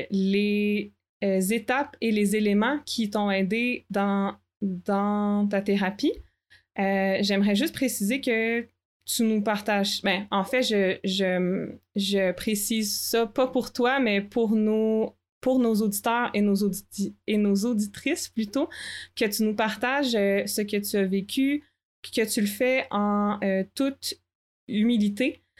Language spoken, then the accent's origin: French; Quebec City, Quebec, Canada; Ben moi, je viens de Québec aussi.